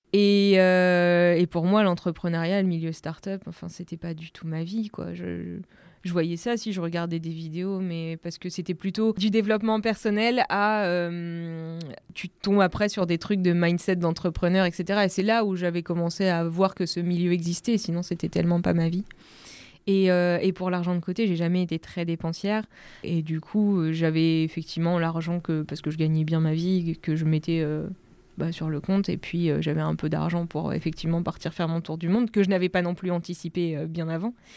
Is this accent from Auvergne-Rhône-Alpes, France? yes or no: no; Normandy, France; Donc je viens de Normandie